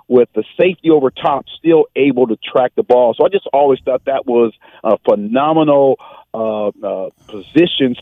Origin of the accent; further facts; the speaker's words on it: San Diego, California, United States; growing up in San Diego and being one of the only Raider fans here in San Diego